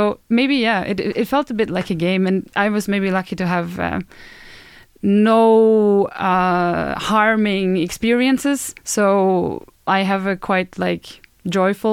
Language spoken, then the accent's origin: English; Germany; now in Sweden; I come from Germany